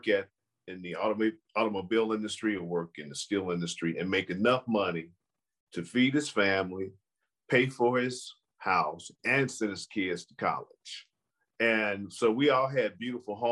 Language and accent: English; Chicago, Illinois, United States; now in Las Vegas, United States; I grew up in a neighborhood called Chatham